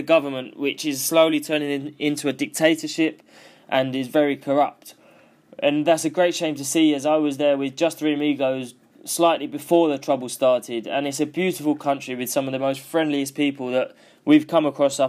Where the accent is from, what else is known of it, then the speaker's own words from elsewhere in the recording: United Kingdom; I'm British